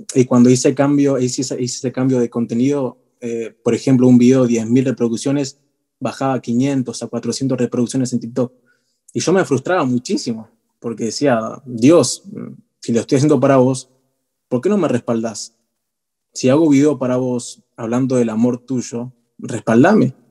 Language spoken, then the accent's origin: Spanish; Buenos Aires, Argentina; soy de Argentina, Argentina Che, de Buenos Aires